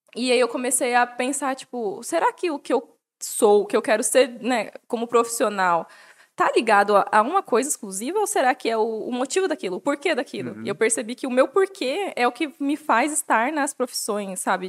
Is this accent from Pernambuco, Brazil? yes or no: no; Jundiaí, São Paulo, Brazil; moved away as an adult; now in Atibaia, Brazil; eu sou de Jundiaí, que é a cidade do lado